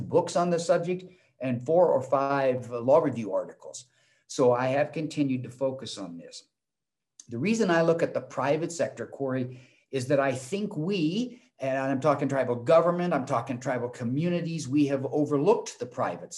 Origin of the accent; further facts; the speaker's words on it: Portland, Oregon, United States; moved away as an adult; also born or lived in Arizona; I was born and raised in Portland, Oregon